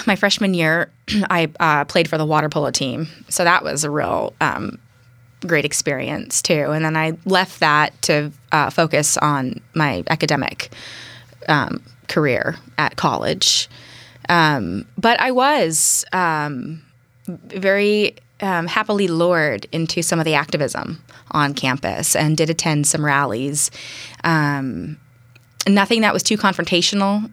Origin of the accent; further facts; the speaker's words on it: Berkeley, California, United States; now in Bainbridge Island, United States; I was born and raised in the East Bay. And, uh, East Bay being mostly focused in Berkeley and Oakland.